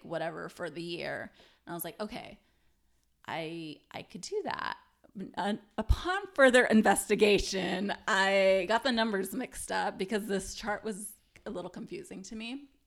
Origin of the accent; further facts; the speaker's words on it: United States; as an American